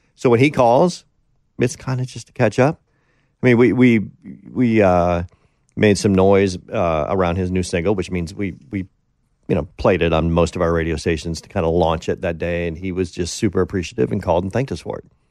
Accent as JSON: {"language": "English", "town": "Green Bay", "region": "Wisconsin", "country": "United States", "tie": "born or raised there", "moved": "as an adult", "said": "Green Bay, which is basically my hometown"}